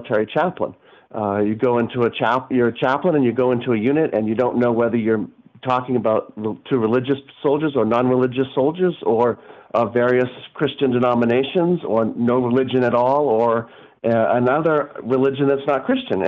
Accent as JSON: {"language": "English", "region": "New England", "country": "United States", "said": "because I'm from New England and I'm a New Englander"}